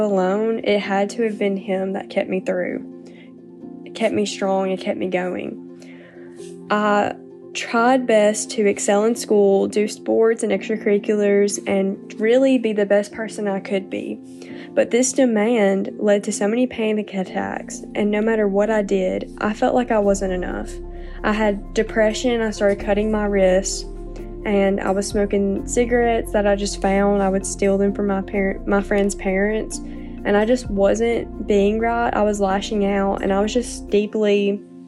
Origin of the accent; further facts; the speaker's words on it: North Alabama, United States; I'm 20 years old and I'm from North Alabama.